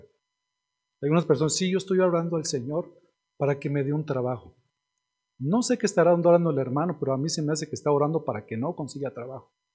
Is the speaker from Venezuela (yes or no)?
no; Ixtlahuaca and Toluca, State of Mexico, Mexico; nosotros que somos de aquí, de Iztlahuaca y de Toluca